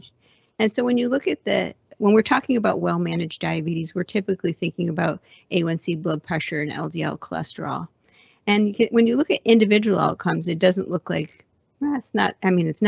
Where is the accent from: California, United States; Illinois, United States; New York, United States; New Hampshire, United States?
New York, United States; Buffalo; now in San Diego, United States; I'm originally from Buffalo, but I have been in San Diego for so long